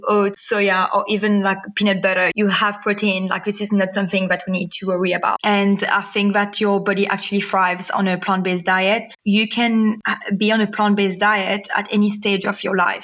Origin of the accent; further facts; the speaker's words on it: Mauritius; now in Cape Town, South Africa; I was born and raised in Mauritius in a very much non vegan family